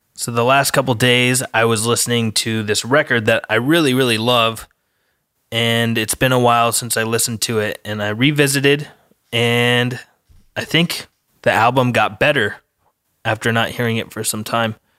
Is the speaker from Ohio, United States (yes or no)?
no; Colorado, United States; I'm from Colorado, so we don't have any surfing out there